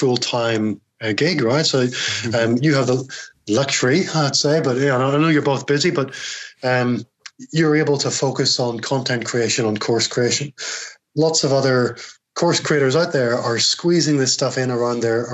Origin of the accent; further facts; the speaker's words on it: United Kingdom; accent: Northern Irish Scottish; this very strange Northern Irish Scottish accent that I have